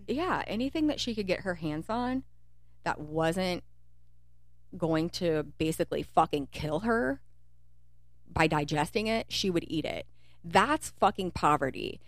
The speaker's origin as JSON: {"language": "English", "region": "Kentucky", "country": "United States", "tie": "born or raised there", "also_born_or_lived": "Cincinnati", "said": "We're Kentucky. You know, we grew up in we grew up in Kentucky"}